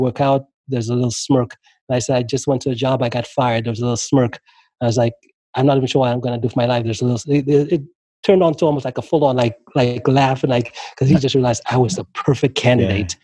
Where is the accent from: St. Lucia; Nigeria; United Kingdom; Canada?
St. Lucia; moved away as an adult; also born or lived in Maryland, United States; now in United States; when I left St. Lucia, moved to the U.S., moved to there at like 18.